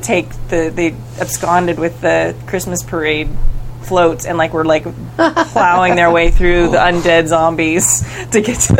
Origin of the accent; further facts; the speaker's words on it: Oklahoma, United States; I'm not from Wyoming. I'm actually from Oklahoma